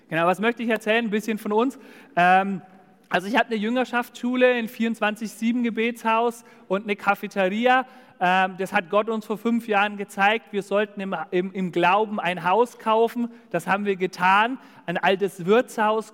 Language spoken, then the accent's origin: German; Dillenburg, Hesse, Germany; moved away; in Dillenburg, also das ist zwischen Siegen und Gießen, da wo ich herkomme